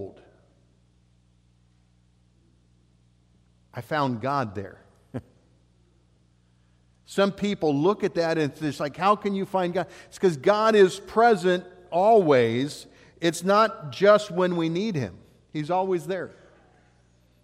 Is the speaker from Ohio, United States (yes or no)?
yes; Ohio, United States; moved away as an adult; also born or lived in Oregon / South Dakota; I was born and raised in Ohio, lived on in a farming community.